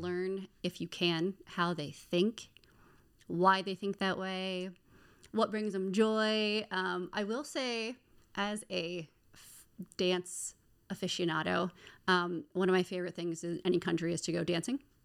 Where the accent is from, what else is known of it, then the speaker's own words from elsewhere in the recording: Maryland, United States; moved away as an adult; now in Baltimore, United States; I am born and raised in Maryland